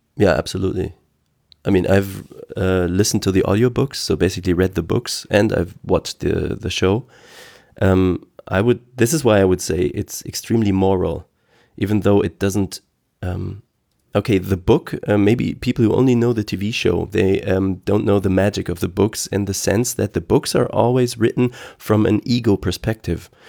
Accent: Aachen, North Rhine-Westphalia, Germany; English is a second language; here in Aachen, I'm, I'm from Aachen, West Germany

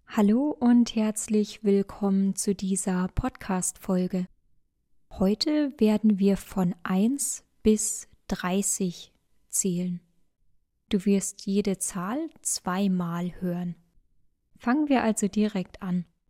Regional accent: Bavaria, Germany; Ich komme aus Bayern und ich sage meistens auch 20

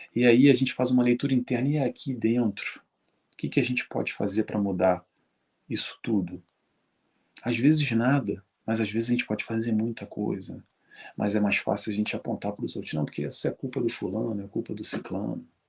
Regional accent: Rio de Janeiro, Brazil; eu sou do Rio de Janeiro

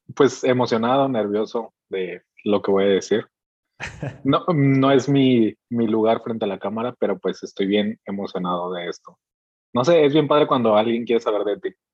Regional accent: Veracruz, Mexico; now in Mexicali, Mexico; no vivo en la ciudad en la que, en la que nací, soy de Veracruz y actualmente vivo en Mexicali, Mexicali, Baja California

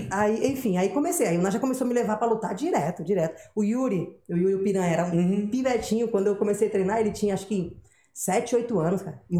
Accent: Guarujá, São Paulo, Brazil; Pô, sou do Guarujá, só atravessar era Santos.

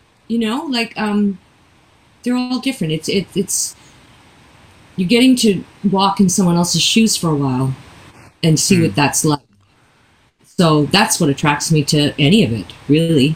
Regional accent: Canada; also born or lived in St. John's, Newfoundland and Labrador; I'm Canadian and was born in Canada

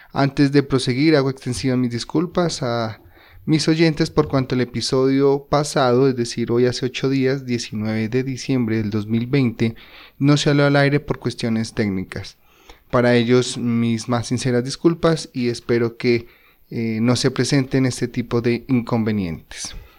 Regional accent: Colombia; nuestro territorio colombiano

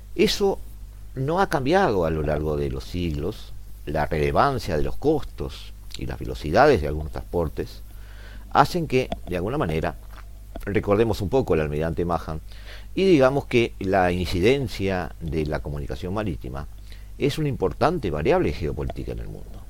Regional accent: Montevideo, Uruguay; nosotros como montevideanos, como uruguayos

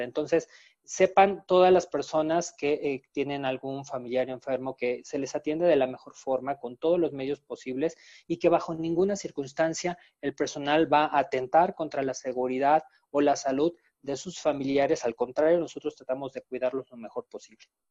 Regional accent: Mexico; los mexicanos sabemos hacerlo

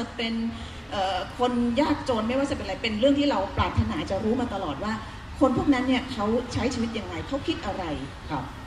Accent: Aranyaprathet, Sa Kaeo, Thailand; ตอนที่ตัวเองเติบโตขึ้นมาเนี่ย เราเติบโตมาในช่วงที่มีสงครามคือบ้านพี่เนี่ยอยู่อรัญญประเทศ

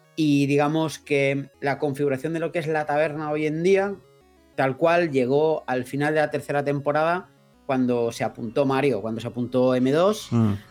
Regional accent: Mallorca, Balearic Islands, Spain; nosotros somos de Mallorca todos

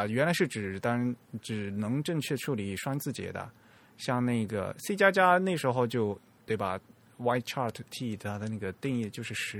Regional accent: China; 那对我们中国人来讲是比较浪费。

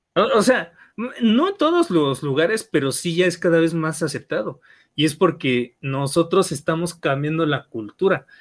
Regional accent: Mexico

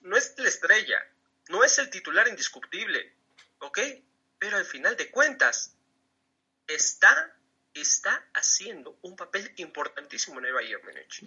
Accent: Mexico; Yo siendo mexicano

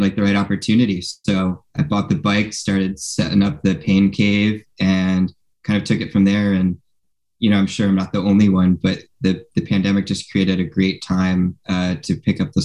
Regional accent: West Hartford, Connecticut, United States; now in San Francisco, United States; the house that I grew up in back in West Hartford, Connecticut

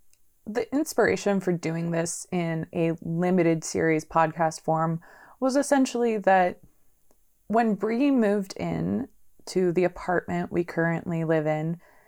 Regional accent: San Diego, California, United States; also born or lived in Los Angeles, California; I'm originally from San Diego, California.

